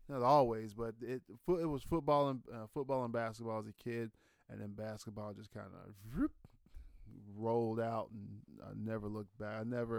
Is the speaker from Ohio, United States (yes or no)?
yes; Ohio, United States; I think just because I was from from Ohio, so that's just kind of who I'm so used to seeing